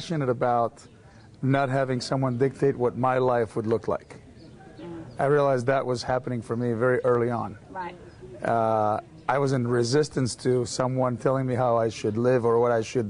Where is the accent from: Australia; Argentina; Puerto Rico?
Argentina; moved away; I was born in Argentina in a multicultural family. My father is French. My mother is Argentinian. So I was brought up in a very small town in the middle of the country in Argentina.